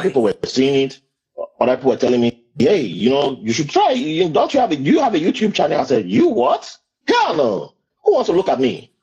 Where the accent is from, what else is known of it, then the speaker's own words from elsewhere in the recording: Nigeria; now in Brooklyn, United States; someone like me, born in Nigeria, born and raised in Nigeria, who migrated here